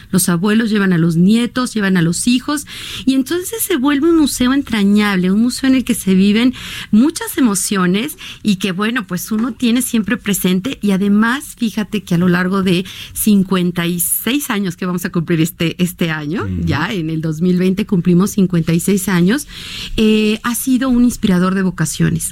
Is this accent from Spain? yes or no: no; Mexico